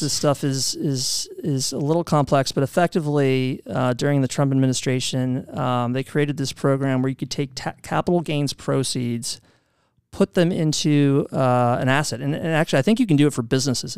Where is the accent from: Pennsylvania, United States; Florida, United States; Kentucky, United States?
Kentucky, United States; Louisville; moved away as an adult; also born or lived in New York City; I'm from Louisville